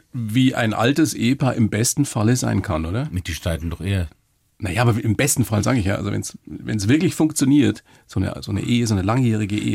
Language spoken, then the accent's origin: German; Weiden, Bavaria, Germany; ich bin in der Oberpfalz in der Tief tiefsten Oberpfalz aufgewachsen